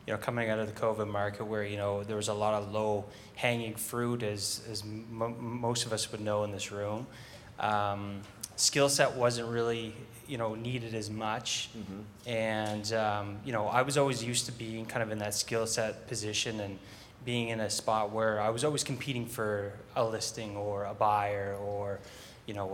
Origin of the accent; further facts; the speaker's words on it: Fredericton, New Brunswick, Canada; I'm from Fredericton, New Brunswick, and that is in Canada, not New Jersey.